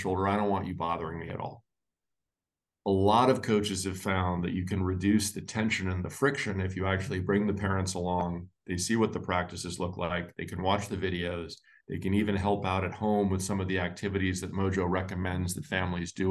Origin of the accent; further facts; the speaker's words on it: Los Angeles, California, United States; I grew up in Los Angeles